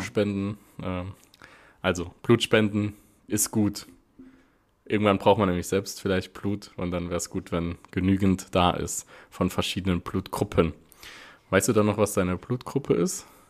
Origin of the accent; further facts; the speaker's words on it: Wiebelskirchen, Saarland, Germany; bei uns in Wiebelskirchen